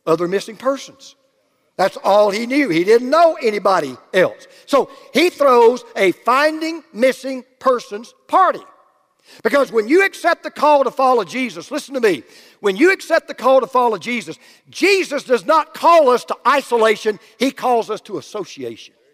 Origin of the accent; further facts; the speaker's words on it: Oakwood, Georgia, United States; I was born in Oakwood, Georgia